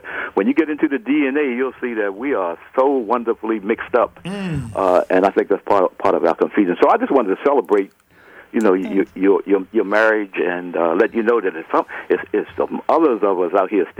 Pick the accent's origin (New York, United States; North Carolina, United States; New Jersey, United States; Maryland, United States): Maryland, United States; Catonsville; And we grew up in Catonsville, a Lutheran and Catholic neighborhood.